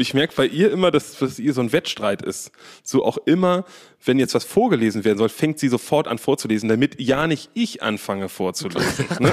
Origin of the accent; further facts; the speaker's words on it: Berlin, Germany; Wir sind ja aus Berlin